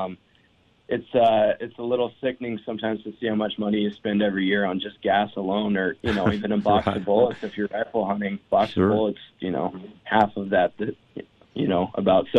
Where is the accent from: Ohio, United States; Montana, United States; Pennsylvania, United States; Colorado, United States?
Montana, United States; I'm from Montana